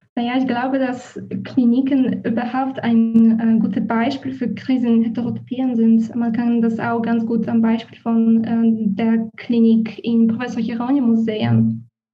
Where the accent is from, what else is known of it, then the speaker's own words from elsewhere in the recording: Poland; German is a second language; moved away as an adult; also born or lived in Warsaw; now in Berlin, Germany; Ich komme aus Polen und habe in Warschau angewandte Linguistik mit Schwerpunkt Deutsch und Schwedisch studiert.